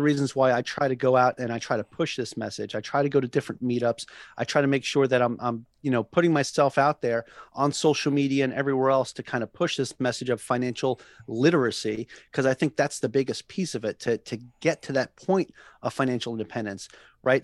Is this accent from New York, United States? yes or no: yes; Long Island, New York, United States; moved away as an adult; now in Hawaii, United States; I'm originally from Long Island, New York, right? And, uh, you know, so moving from one island to another out here in Hawaii